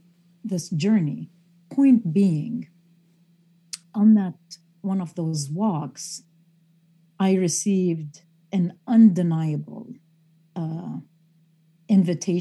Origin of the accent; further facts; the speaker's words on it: Beirut, Beirut Governorate, Lebanon; I grew up in Beirut, Lebanon